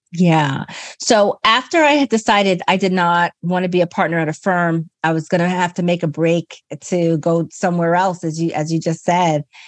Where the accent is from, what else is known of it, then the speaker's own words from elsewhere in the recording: New York, United States; I grew up in New York.